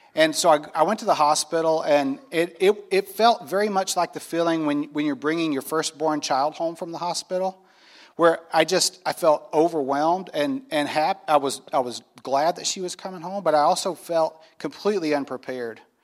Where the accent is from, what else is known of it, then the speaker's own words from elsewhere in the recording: North Carolina, United States; I grew up in North Carolina in the Bible Belt